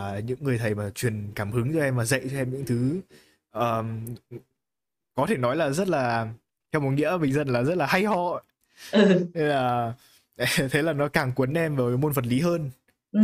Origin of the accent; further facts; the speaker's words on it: Hanoi, Vietnam; em cũng sống từ bé ở Hà Nội